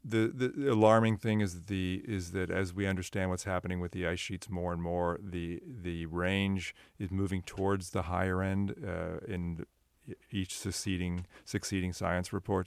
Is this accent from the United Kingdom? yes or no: no; Sunnyvale, California, United States; I grew up in Sunnyvale and was in Santa Cruz all the time.